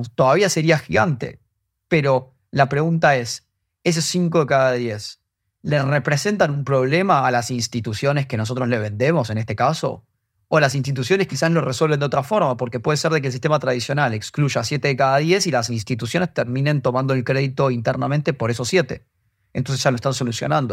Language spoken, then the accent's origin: Spanish; Argentina; por mi acento se darán cuenta, soy argentino